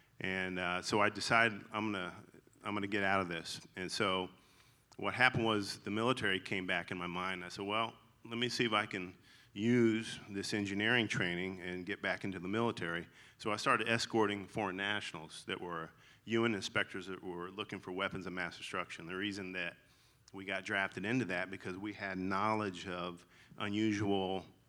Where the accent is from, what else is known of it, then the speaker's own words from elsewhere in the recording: the South, United States; accent: twang; So if you hear a twang in my voice, that's I'm legally allowed to say y'all, because I'm from the South.